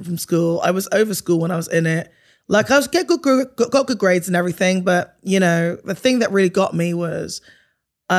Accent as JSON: {"language": "English", "town": "Bristol", "region": "South West England", "country": "United Kingdom", "tie": "born or raised there", "said": "I was born in Bristol in the UK to a Bajan mother and a Ghanaian father"}